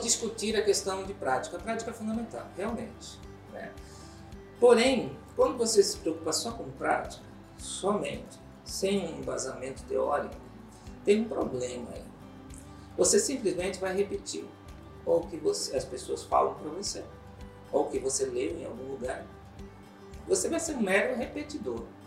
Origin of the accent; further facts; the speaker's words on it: Cuiabá, Mato Grosso, Brazil; also born or lived in Rio de Janeiro; sou cuiabano de Tapecruz, como dizem as pessoas. É, eu nasci aqui, me criei, vivi um tempo fora, Rio de Janeiro, assim, né? mas voltei